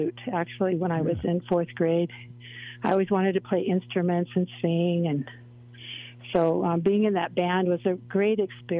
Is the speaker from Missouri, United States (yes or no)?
no; Los Angeles, California, United States; I grew up in the heart of Los Angeles